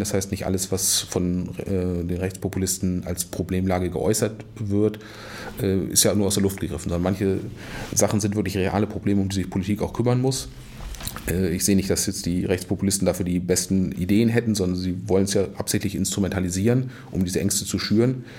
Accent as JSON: {"language": "German", "town": "Wolfsburg", "region": "Lower Saxony", "country": "Germany", "tie": "born or raised there", "moved": "yes", "lives_now": "Kiel, Germany", "said": "geboren in Wolfsburg"}